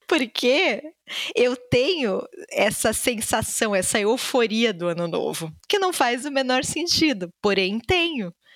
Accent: Rio Grande do Sul, Brazil; also born or lived in Salvador, Bahia; apesar de baiana, eu cresci no Rio Grande do Sul

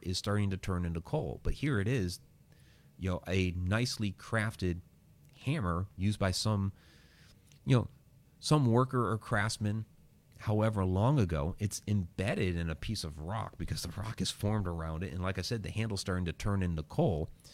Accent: Massachusetts, United States; when I was a child in Massachusetts

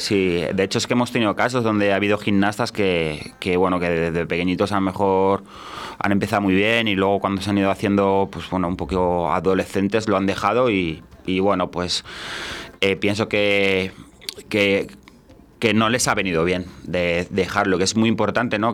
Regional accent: Valladolid, Castile and León, Spain; me he criado aquí en Valladolid

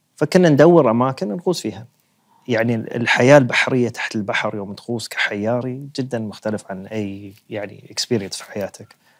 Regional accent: United Arab Emirates; عندنا في الإمارات

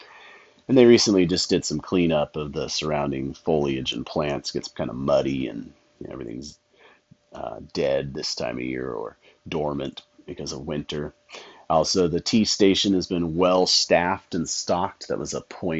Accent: Medford, Oregon, United States; when I was growing up in Medford

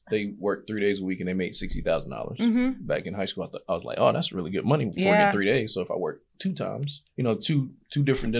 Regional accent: Fort Lauderdale, Florida, United States; now in Atlanta, United States; I'm from Fort Lauderdale, but I've been in Atlanta.

